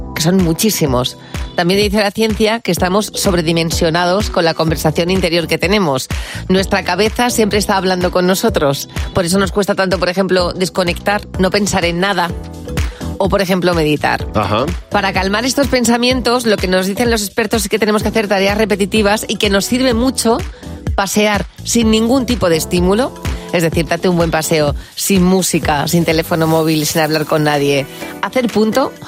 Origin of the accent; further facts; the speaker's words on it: Galicia, Spain; soy gallega